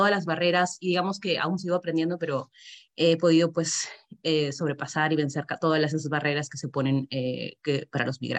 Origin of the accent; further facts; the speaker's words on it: Peru; moved away as an adult; now in Belgium; soy de Perú. Mi proceso migratorio comenzó en noviembre del 2017